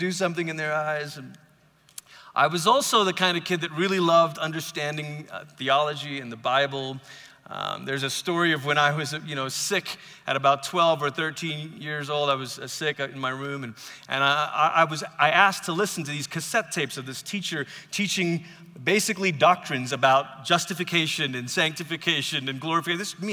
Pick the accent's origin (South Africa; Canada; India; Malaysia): Malaysia; now in United States; I grew up in Malaysia. I've lived in America now for 23 years